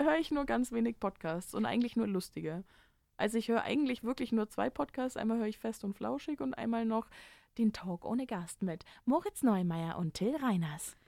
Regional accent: Germany; als Deutscher

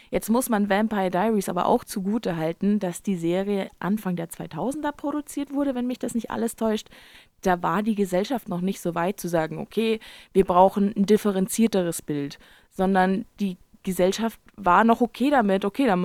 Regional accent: United States; Ja, ich bin Amerikaner. Da kann aber auch keiner was dafür. Ähm, also meine Familie ist auch super deutsch.

